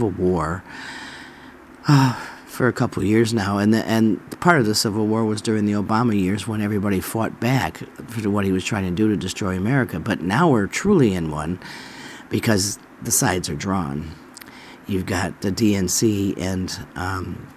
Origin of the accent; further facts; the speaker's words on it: New York, United States; moved away as an adult; now in Alabama, United States; I'm from New York. I spent most of my life there